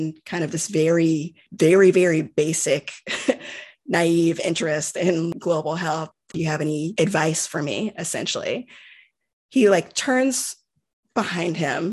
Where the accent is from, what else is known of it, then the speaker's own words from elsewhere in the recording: United States; growing up in the United States